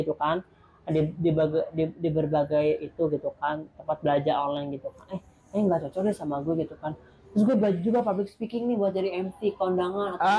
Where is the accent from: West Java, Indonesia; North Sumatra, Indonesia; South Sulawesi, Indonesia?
West Java, Indonesia; Sukabumi; moved away; gue langsung balik ke kampung karena apa lokus penelitian gue tuh di kampung di Sukabumi